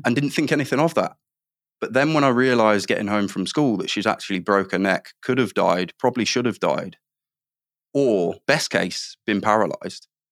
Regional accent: Midlands, United Kingdom; I grew up in the Midlands

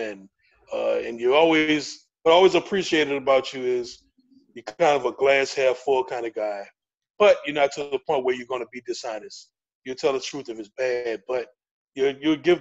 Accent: United States; as a black man growing up in America

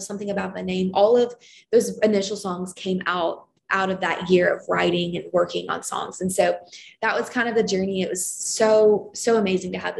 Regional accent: Lexington, Kentucky, United States; moved away as an adult; now in Nashville, United States; my hometown of Lexington, Kentucky

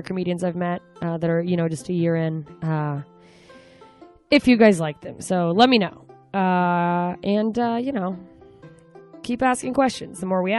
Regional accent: Anchorage, Alaska, United States; moved away as an adult; now in Los Angeles, United States; I'll be in Anchorage, Alaska this week, back in my hometown.

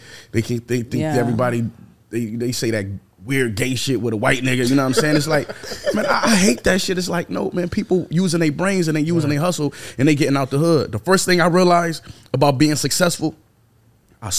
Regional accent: Buffalo, New York, United States; I'm from Buffalo

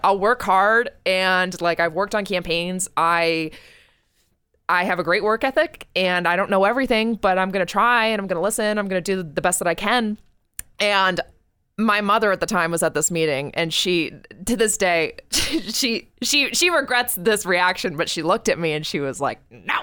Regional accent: New Hampshire, United States; It's my home state

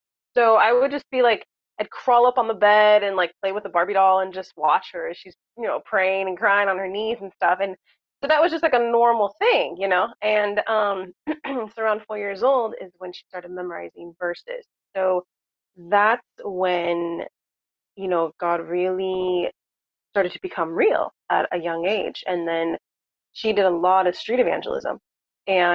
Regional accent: Southern California, United States; I was born and raised in Southern California

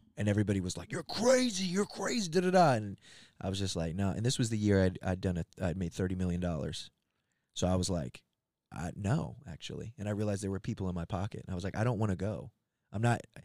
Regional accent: Gaithersburg, Maryland, United States; moved away; where I came up, not far from there, in a, a town called Gaithersburg, and I was, uh, yeah, it's like a suburb

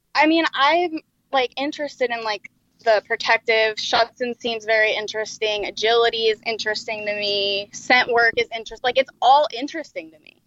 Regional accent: New Jersey, United States; moved away as an adult; I'm from New Jersey

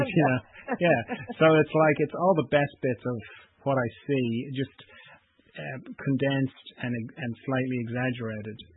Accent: Ireland; I'm from Ireland

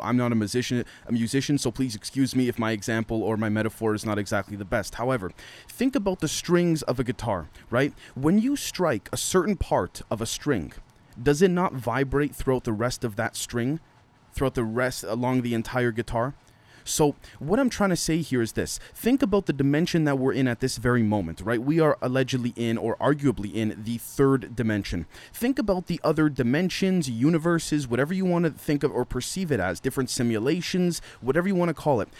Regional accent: Canada; a Canadian living in Canada

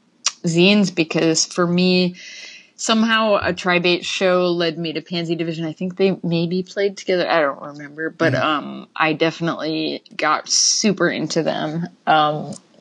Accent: Cleveland, Ohio, United States; moved away as an adult; I grew up in Ohio, in Cleveland

